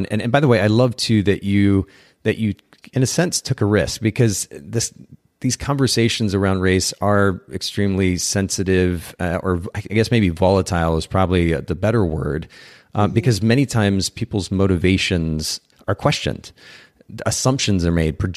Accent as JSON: {"language": "English", "country": "Japan", "tie": "born or raised there", "said": "because I actually grew up in a foreign country. I grew up in Japan, spent about ten years"}